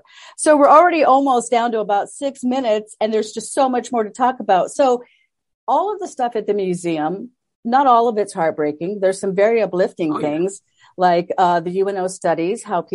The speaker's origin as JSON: {"language": "English", "country": "United States", "said": "As an American"}